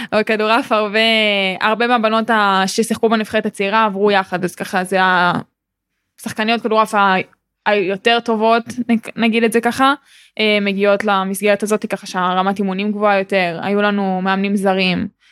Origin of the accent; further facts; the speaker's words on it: Ra'anana, Central District, Israel; אני גם בת 19 אה, מרעננה